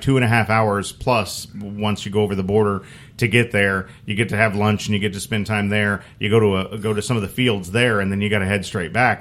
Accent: Muncie, Indiana, United States; moved away; I'm an Indiana boy. I grew up, I grew up in Muncie, which is just a little north of there

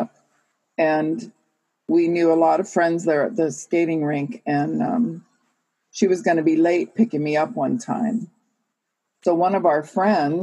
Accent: California, United States; I was born in California, born and raised here

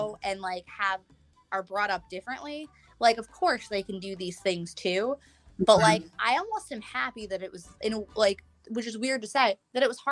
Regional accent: New York, United States; I'm from New York

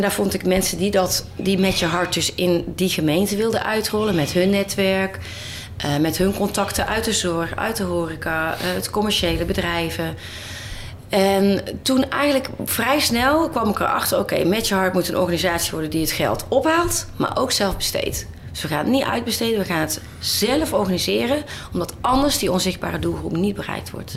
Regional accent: Boxtel, North Brabant, Netherlands; moved away as an adult; Ik ben opgegroeid in Boksel in Brabant. Ja. Heel fijn, tot mijn achttiende.

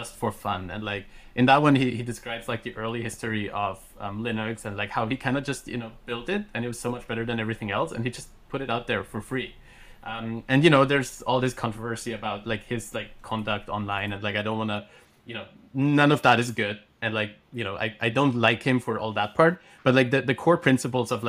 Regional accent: Austria; first language German; English is a second language; I grew up in Austria, so my native language is German.

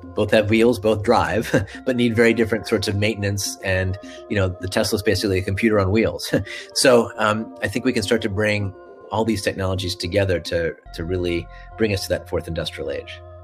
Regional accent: Washington, District of Columbia, United States; I grew up in the Washington D.C. area, so I could go to the Air and Space Museum uh, almost every week

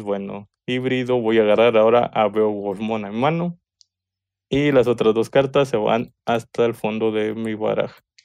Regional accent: Mexico; soy mexicano

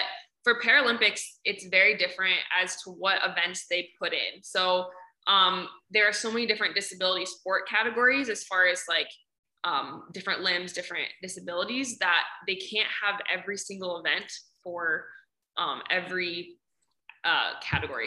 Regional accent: Ohio, United States; I'm from Ohio

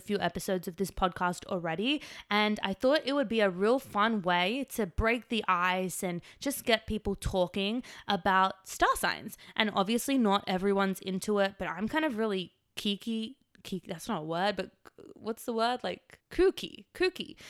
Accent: Australia; moved away as an adult; now in Los Angeles, United States; I'm from Australia

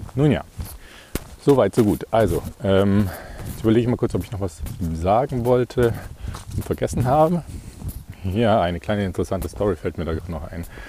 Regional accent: Ingolstadt, Bavaria, Germany; in meiner Heimatstadt in Ingolstadt

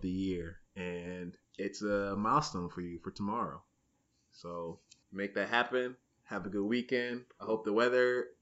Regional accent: Niles, United States; moved away as an adult; my hometown of Niles

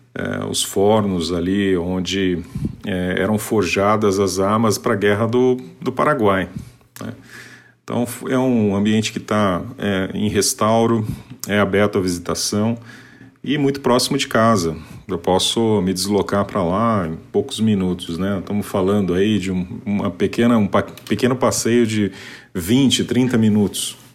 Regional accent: Paraná, Brazil; now in Sorocaba, Brazil; sou paranaense, atualmente morando no interior de São Paulo, na cidade de Sorocaba

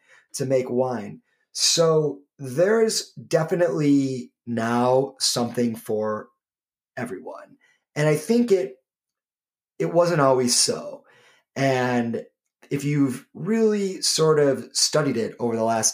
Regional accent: Michigan, United States; moved away as an adult; also born or lived in Canada; now in New York City, United States; I'm from Michigan

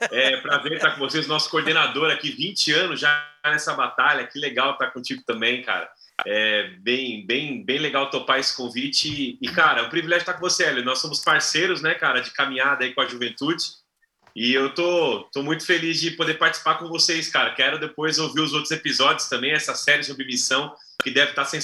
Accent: São Paulo, Brazil; Não, eu nasci aqui, nasci aqui em São Paulo e vivi a vida toda aqui nas igrejas aqui da, da Zona Leste mesmo

